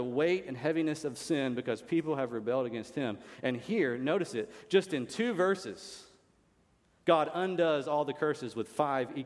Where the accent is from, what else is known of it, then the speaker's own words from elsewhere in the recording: United States; I'm an American. It's great to be an American